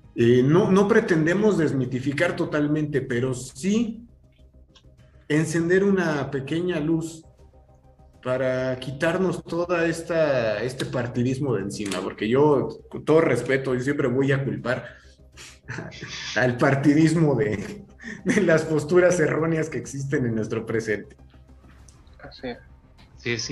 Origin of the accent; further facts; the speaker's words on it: Mexico; como sociedad mexicana